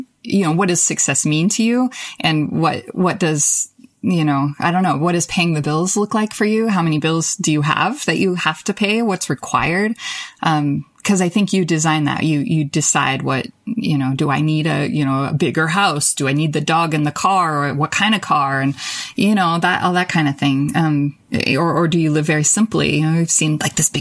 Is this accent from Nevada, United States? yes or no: yes; Nevada, United States; also born or lived in Las Vegas, Nevada / San Francisco, California; I grew up in very rural Nevada. I was born in Vegas, but moved to rural Nevada with my family in fifth grade.